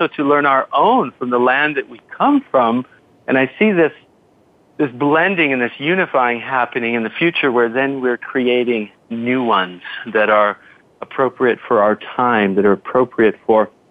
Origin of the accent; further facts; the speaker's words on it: United States; I was born in America, in North America